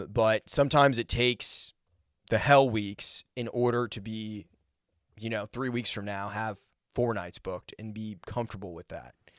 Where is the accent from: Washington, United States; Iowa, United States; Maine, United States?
Maine, United States; moved away; also born or lived in Colorado; I grew up in Maine, so there, there's not really a music scene there.